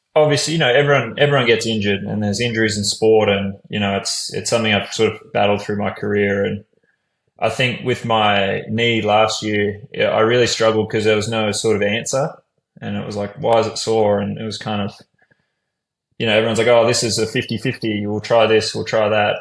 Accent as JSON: {"language": "English", "town": "Brisbane", "region": "Queensland", "country": "Australia", "tie": "born or raised there", "moved": "as an adult", "said": "I'm from Brisbane, so I sort of had that. You know, I'd grown up there my whole life."}